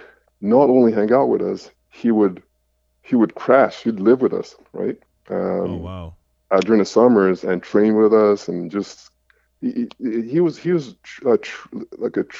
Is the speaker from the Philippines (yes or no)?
no; Montreal, Quebec, Canada; I grew up in Montreal, played high school ball, played at Abbott.